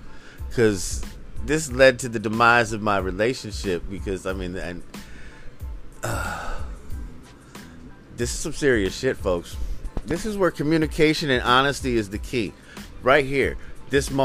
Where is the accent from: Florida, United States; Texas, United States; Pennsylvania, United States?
Pennsylvania, United States; Philadelphia; I'm from the Philly area